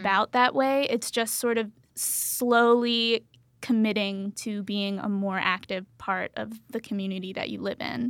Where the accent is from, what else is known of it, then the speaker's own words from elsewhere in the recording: Pennsylvania, United States; I'm from Pennsylvania